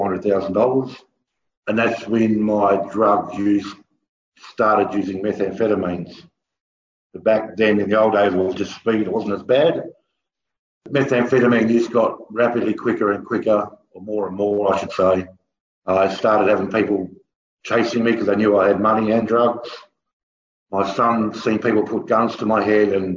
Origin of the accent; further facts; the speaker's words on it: Kalgoorlie, Western Australia, Australia; also born or lived in Buchanan; I was born in Buchanan, but raised in Kalgoorlie.